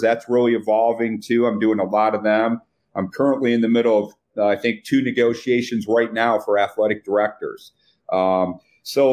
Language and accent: English; Flint, Michigan, United States; moved away; I grew up in Flint, Michigan